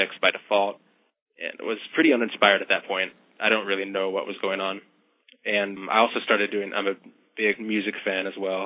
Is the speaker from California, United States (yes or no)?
yes; San Jose, California, United States; moved away as an adult; I'm from California in San Jose